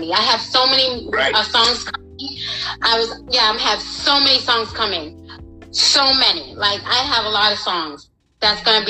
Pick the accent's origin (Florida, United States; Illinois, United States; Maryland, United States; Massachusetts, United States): Massachusetts, United States; Boston; also born or lived in Buffalo, New York / Malden, Massachusetts / Everett, Massachusetts; I was raised in Massachusetts, in Boston, Massachusetts, Dorchester section